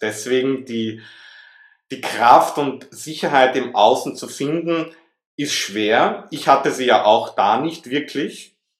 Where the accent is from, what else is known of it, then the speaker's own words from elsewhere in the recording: Vienna, Austria; also born or lived in Southern France; now in France; ich bin in Wien geboren, wie man das vielleicht ein bisschen heraushören kann aus meinem Akzent heraus.